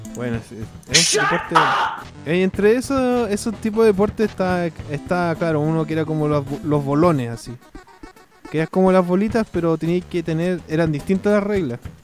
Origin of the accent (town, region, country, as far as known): Chile; now in United States